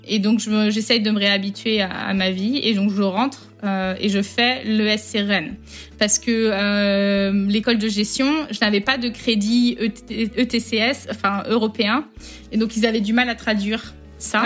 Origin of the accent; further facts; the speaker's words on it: Rennes, Brittany, France; moved away as an adult; also born or lived in United States; Je suis de Rennes à la base. Ma vie euh, en grandissant, donc euh, en Bretagne.